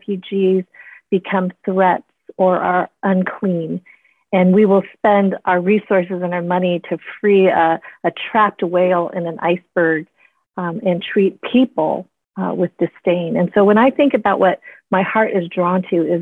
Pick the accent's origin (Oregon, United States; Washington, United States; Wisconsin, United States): Wisconsin, United States; I was born in Wisconsin